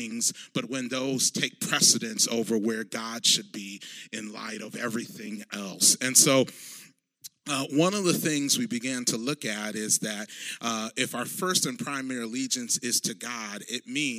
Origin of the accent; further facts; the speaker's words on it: Ghana; those of you who know my home country of Ghana